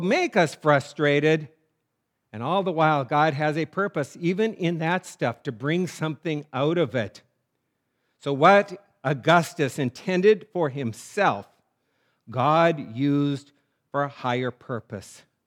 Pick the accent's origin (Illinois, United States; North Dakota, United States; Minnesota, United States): North Dakota, United States; moved away as an adult; also born or lived in New England; I grew up in North Dakota